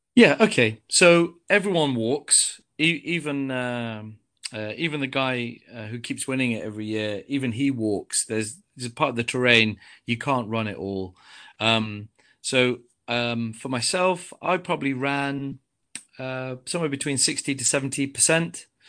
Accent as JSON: {"language": "English", "town": "Coventry", "region": "West Midlands", "country": "United Kingdom", "said": "I come from Coventry"}